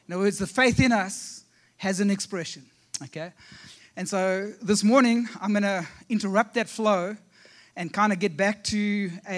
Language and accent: English; South Africa; accent: South African; moved away as an adult; also born or lived in Ohio; now in South Carolina, United States; We actually come from South Africa